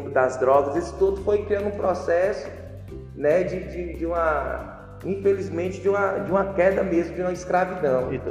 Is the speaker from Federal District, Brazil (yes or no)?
yes; Brasília, Federal District, Brazil; Sou natural de Brasília, Distrito Federal.